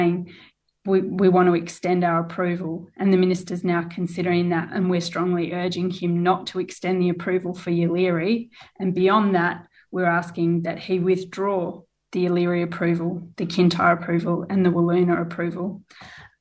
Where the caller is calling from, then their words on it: Whadjuk Noongar country, Western Australia, Australia; I'm calling in from Wajak Noongar Buja.